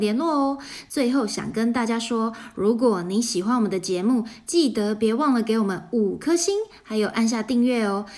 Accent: Taiwan; 跟我们台湾人常说的，耳根子很软

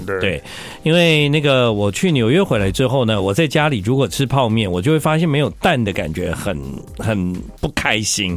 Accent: Taiwan; 我们台湾人的广东话突然变很好

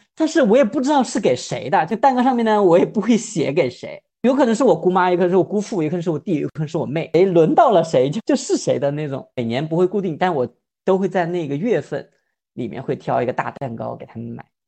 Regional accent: Guanghan, Sichuan, China; moved away as an adult; now in Guangdong, China; 我的家乡广汉有个非常特殊的节日，就是正月十六

